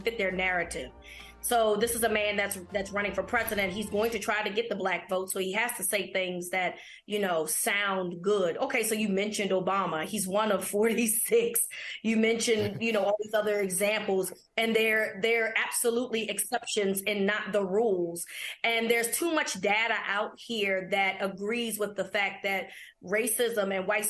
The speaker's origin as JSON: {"language": "English", "town": "Baltimore", "region": "Maryland", "country": "United States", "said": "We're a crazy city"}